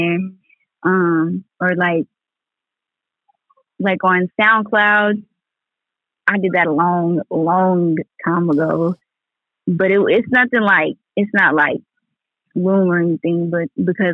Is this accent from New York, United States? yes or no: no; Lawton, Oklahoma, United States; I'm from Lawton, Oklahoma